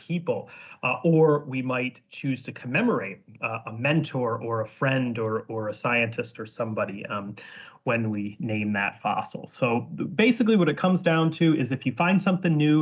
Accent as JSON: {"language": "English", "region": "Northern Illinois", "country": "United States", "tie": "born or raised there", "also_born_or_lived": "Scotland", "moved": "as an adult", "lives_now": "Edinburgh, United Kingdom", "said": "I'm from Northern Illinois"}